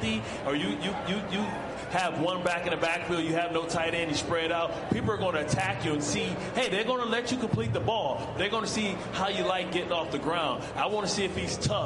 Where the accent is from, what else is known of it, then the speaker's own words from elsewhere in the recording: Detroit, Michigan, United States; I'm from Detroit. I grew up a Detroit Lions fan